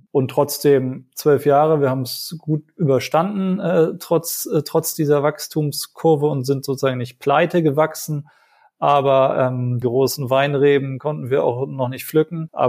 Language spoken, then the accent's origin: German; Sri Lanka; now in Germany; ich bin ja selber in Sri Lanka zur Schule gegangen